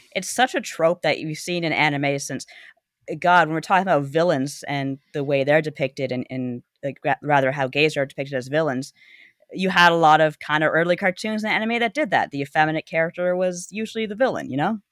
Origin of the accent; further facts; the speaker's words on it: Canada; growing up in Canada, we had kids in the hall